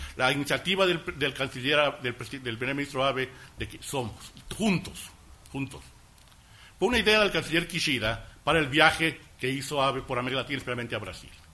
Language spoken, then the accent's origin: Spanish; Ecuador; mi experiencia como embajador ecuatoriano en el Japón